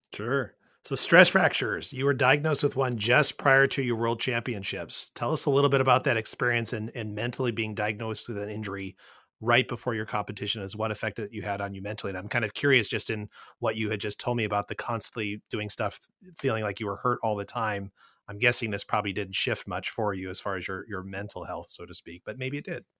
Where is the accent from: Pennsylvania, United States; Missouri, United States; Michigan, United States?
Missouri, United States; St. Louis; here in St. Louis, my hometown